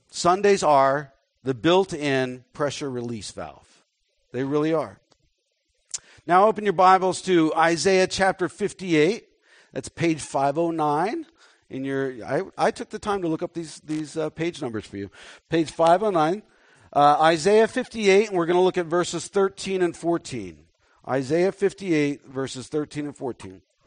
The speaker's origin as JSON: {"language": "English", "town": "Dallas", "region": "Texas", "country": "United States", "tie": "born or raised there", "said": "I was born in Dallas"}